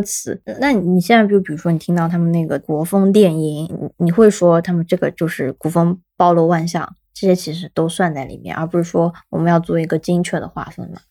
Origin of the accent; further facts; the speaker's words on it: Shanghai, China; 我本身是上海人